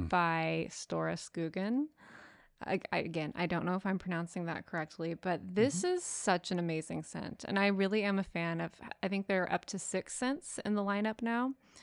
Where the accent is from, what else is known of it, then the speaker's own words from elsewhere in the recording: Texas, United States; We're from Texas. You know, you can critique my pronunciation. It's not going to improve.